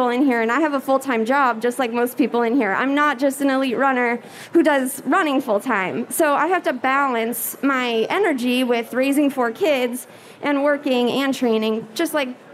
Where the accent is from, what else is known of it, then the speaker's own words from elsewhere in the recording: Gering, Nebraska, United States; moved away; my hometown put on a half marathon back in Gearing, Nebraska